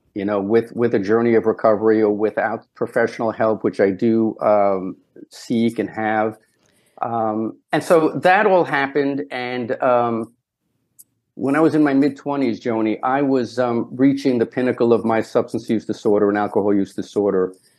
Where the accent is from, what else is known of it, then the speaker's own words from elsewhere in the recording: Brooklyn, New York, United States; I grew up in Brownsville, Brooklyn, which was a tough area.